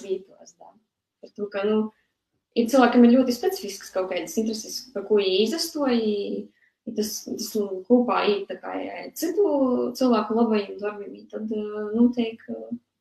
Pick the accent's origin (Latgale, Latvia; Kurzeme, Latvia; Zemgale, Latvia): Latgale, Latvia; near the Russian border; esmu uzaugusi pašā gandrīz vai Krievijas pierobežā